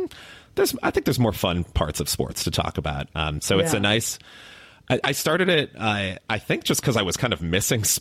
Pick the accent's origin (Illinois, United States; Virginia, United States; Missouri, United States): Illinois, United States; Chicago; also born or lived in Miami; now in Austin, United States; I grew up in Chicago, so a big Bulls fan.